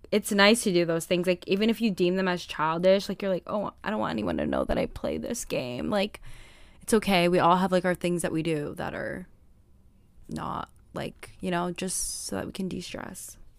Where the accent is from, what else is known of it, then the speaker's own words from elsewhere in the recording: United States; as an American